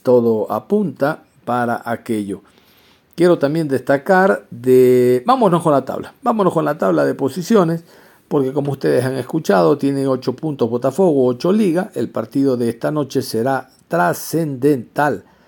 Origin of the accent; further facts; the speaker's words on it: Ecuador; como ecuatorianos